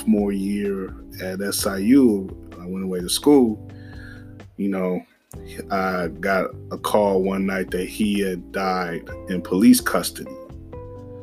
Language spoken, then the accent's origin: English; Summit, Illinois, United States; I come from Margo, Illinois, Summit, just outside the city